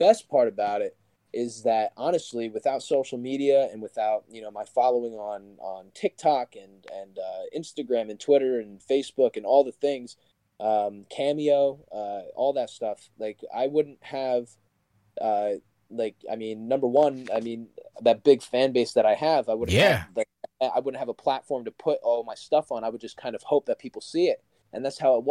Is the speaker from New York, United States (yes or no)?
no; New Jersey, United States; I'm from New Jersey